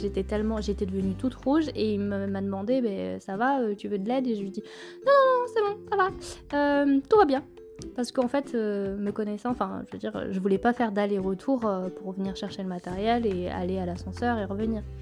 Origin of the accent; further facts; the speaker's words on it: Clermont-Ferrand, Auvergne-Rhône-Alpes, France; je suis de Clermont